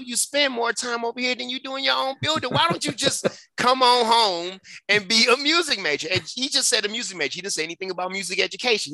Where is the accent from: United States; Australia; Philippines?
United States; Detroit, Michigan; now in Colorado, United States; I grew up in Detroit, Michigan, on the west side